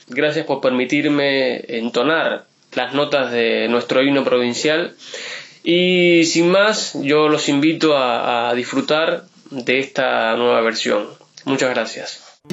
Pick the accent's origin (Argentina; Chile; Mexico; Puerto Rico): Argentina; Río Negro